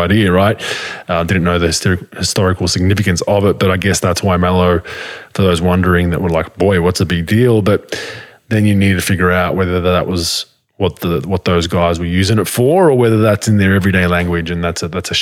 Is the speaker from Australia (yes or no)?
yes; Australia; now in United States; I grew up in Australia